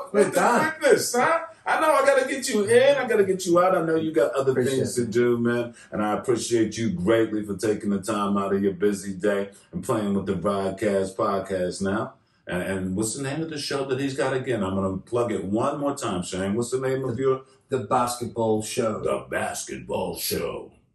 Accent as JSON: {"language": "English", "country": "United States", "said": "being an American"}